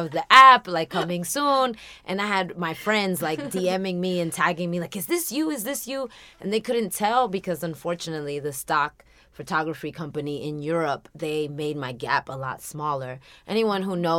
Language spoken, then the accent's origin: English; United States; also born or lived in Dominican Republic; now in Los Angeles, United States; I was raised in America. I came here as a small child